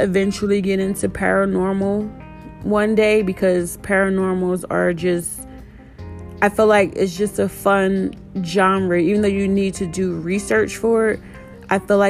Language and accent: English; Trenton, New Jersey, United States; now in Austin, United States; I was born and raised in Trenton, New Jersey, but I now live in Austin, Texas.